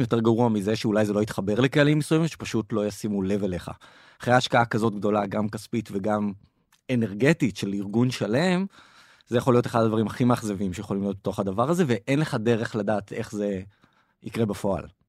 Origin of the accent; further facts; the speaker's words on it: Israel; אנחנו כישראלים